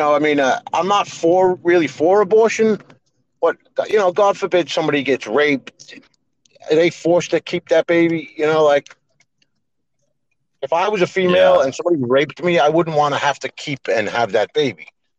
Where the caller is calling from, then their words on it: New Jersey, United States; I'm in New Jersey.